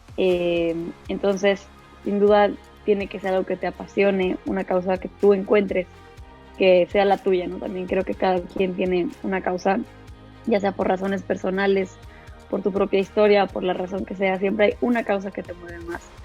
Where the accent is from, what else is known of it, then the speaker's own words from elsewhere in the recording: Mexico; soy mexicana, soy abogada.